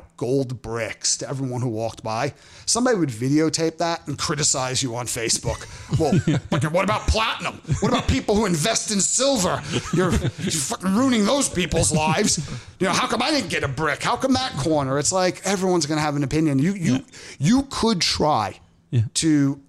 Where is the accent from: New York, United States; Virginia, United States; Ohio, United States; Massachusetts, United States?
New York, United States; New York City; now in Los Angeles, United States; So when I was growing up in Brooklyn, there was a candy store